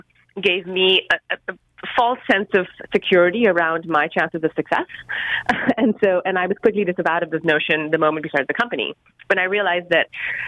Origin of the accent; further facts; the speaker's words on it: Mumbai, Maharashtra, India; I grew up in Bombay in India.